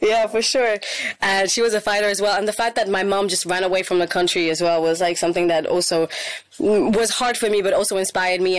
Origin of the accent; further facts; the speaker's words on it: Spain; moved away as an adult; also born or lived in India / Portugal; now in Paris, France; I grew up in Spain